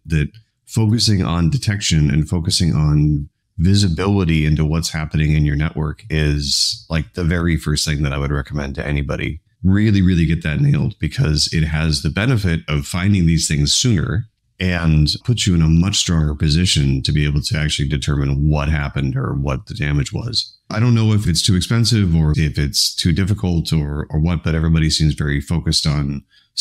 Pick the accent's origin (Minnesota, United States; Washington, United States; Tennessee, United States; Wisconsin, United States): Minnesota, United States; Minneapolis; in my home state of Minnesota, actually in my home city of Minneapolis